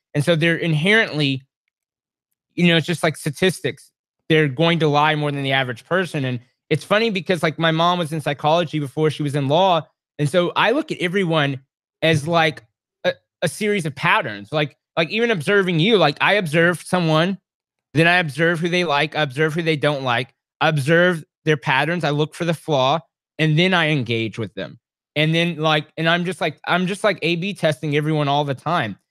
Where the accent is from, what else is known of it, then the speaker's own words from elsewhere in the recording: Texas, United States; also born or lived in Washington State / Washington, D.C.; I grew up as a kid for eight years in Washington State, even though I was born in Texas and raised in Texas, but eight years in Washington State